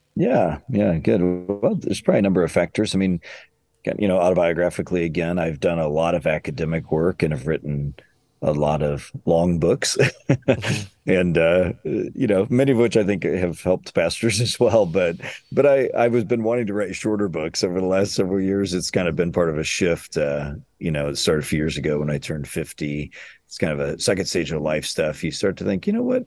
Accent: Illinois, United States; moved away as an adult; also born or lived in Chicago area; now in Louisville, United States; I'm from Illinois and then lived in the Chicago area for a long time

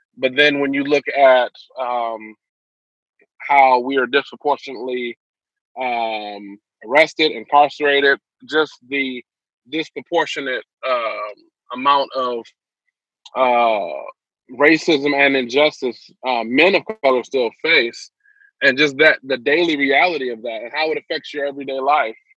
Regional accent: Detroit, Michigan, United States; born and raised in Detroit, Michigan, Northwest Side. I grew up

